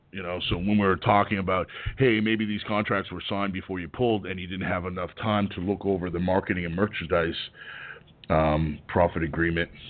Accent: Canada; now in United States; I mean, I'm not from Canada. Well, I was from Canada, but I left there to come better myself in America.

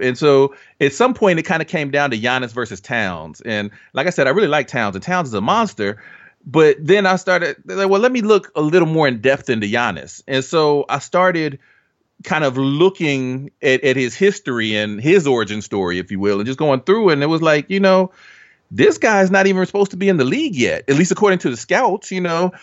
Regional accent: Dayton, Ohio, United States; I grew up in Dayton, Ohio.

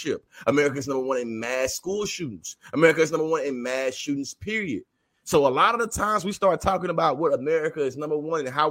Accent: Texas, United States; I'm born and raised in Texas

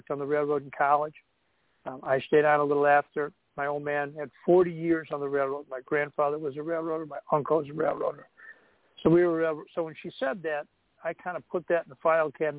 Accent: Buffalo, New York, United States; also born or lived in North Shore of Chicago, Illinois; now in Chicago, United States; I grew up in Buffalo. I live on the North Shore of Chicago now

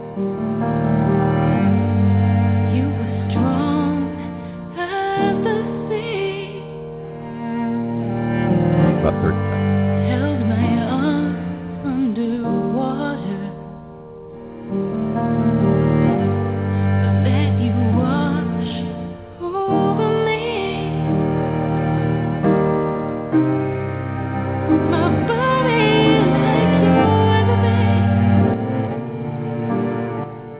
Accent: Los Angeles, California, United States; my hometown. It is the music capital of the world

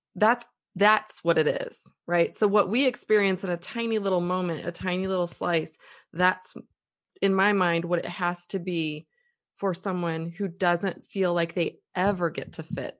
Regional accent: United States; we're American.

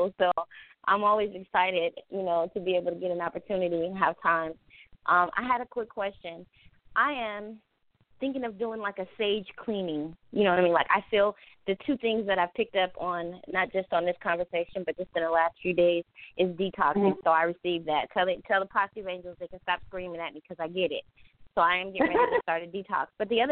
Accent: Jacksonville, Florida, United States; from Jacksonville, Florida

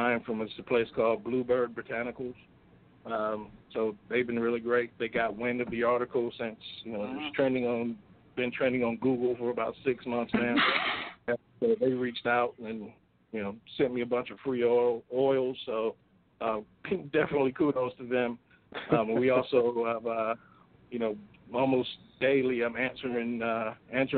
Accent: South Carolina, United States; I grew up in South Carolina

